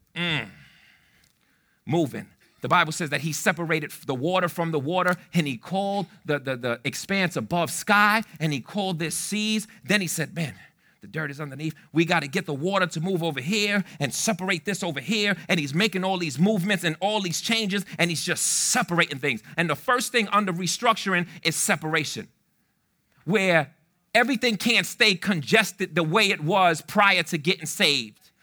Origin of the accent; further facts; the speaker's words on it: New York City, New York, United States; also born or lived in Fitchburg, Massachusetts; I'm from the Bronx, I'm from the South Bronx